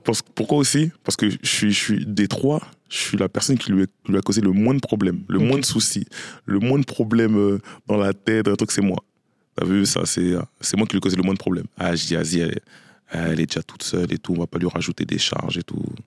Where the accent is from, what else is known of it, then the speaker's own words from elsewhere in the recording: Courcouronnes, Île-de-France, France; je suis né et j'ai grandi à Courcouronne, dans le 91, dans le quartier du Canal